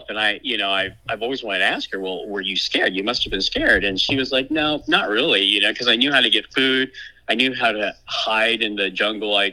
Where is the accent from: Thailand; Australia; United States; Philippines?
Thailand; born there; I was born in in Thailand. I was mm. born in a, a refugee camp uh, called …, which is also my namesake.